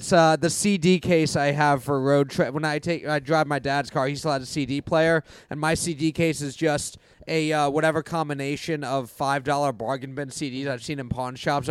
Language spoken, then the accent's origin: English; New York, United States; I'm from New York